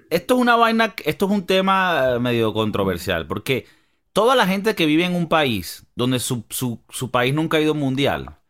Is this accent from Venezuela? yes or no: yes; Venezuela; ¿Tú crees que como venezolanos es una dicha o, o es una.